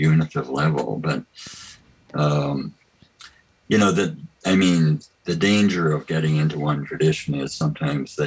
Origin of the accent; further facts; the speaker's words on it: Canada; I grew up in the United Church of Canada, which is a very liberal church